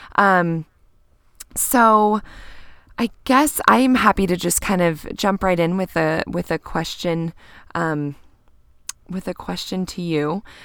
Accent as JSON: {"language": "English", "region": "Kansas", "country": "United States", "tie": "born or raised there", "moved": "yes", "lives_now": "Bend, United States", "said": "growing up in Kansas"}